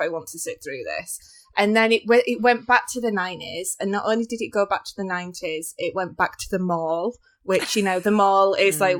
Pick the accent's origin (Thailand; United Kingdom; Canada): United Kingdom; as like a British person